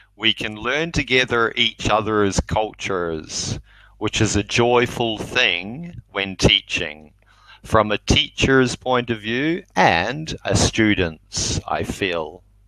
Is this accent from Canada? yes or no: no; New Zealand; I'm from New Zealand.